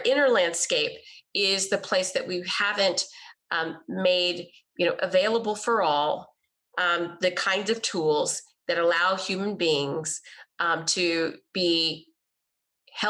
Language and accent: English; Texas, United States; I grew up in Texas in the 80s